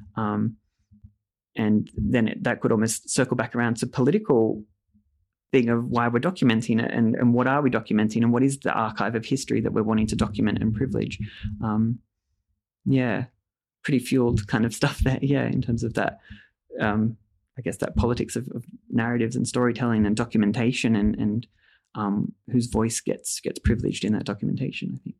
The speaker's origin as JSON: {"language": "English", "country": "Australia", "tie": "born or raised there", "said": "I grew up in Australia"}